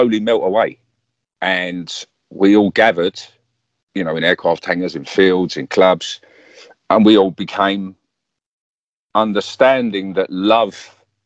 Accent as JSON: {"language": "English", "region": "London", "country": "United Kingdom", "tie": "born or raised there", "said": "I grew up around Arsenal, so we grew up with that football hooligan element"}